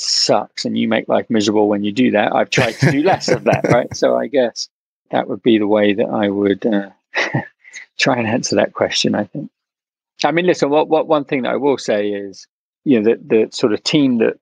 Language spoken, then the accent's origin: English; England, United Kingdom; moved away as an adult; also born or lived in London / India / Brooklyn, New York; now in New York, United States; when I was growing up in England